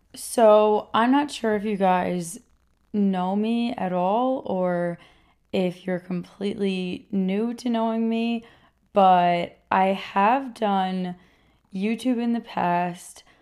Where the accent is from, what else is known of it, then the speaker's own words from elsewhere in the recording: Rockland County, New York, United States; also born or lived in Queens, New York; I was born in Queens, and I was raised in Rockland County, New York, which is, like, a suburb just outside New York City.